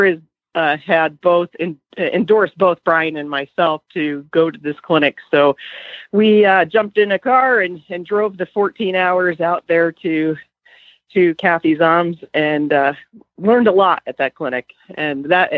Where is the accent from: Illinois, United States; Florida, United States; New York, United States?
New York, United States; I grew up around a hunt in New York where I grew up